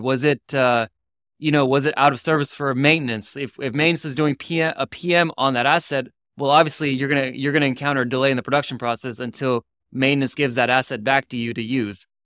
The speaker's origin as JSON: {"language": "English", "town": "Houston", "region": "Texas", "country": "United States", "tie": "born or raised there", "moved": "yes", "said": "When I grew up in Houston for twenty-something years"}